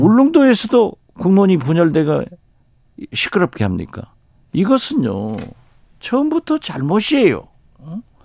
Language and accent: Korean; Haenam, Jindo, Wando, South Jeolla, South Korea; moved away; also born or lived in Mokpo; 제 고향 해남 진도 완도에서